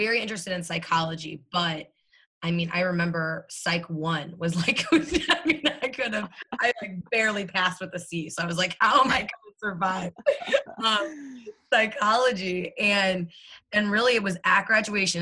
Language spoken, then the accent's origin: English; St. Louis, Missouri, United States; born and raised in St. Louis, Missouri